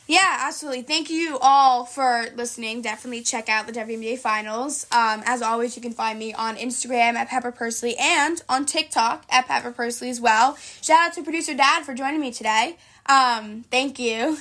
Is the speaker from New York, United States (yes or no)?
yes; New York, United States; it's in my hometown